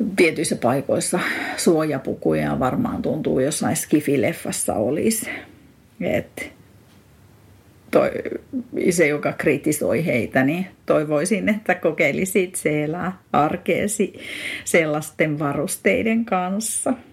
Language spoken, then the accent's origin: Finnish; Eastern Finland, Finland; now in Espoo, Finland; Olen Itä-Suomesta kotosin